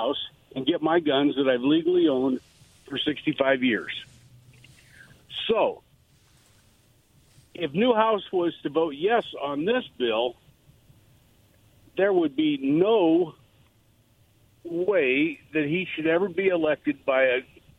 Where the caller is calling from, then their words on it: Mattawa, Washington, United States; from Mattawa.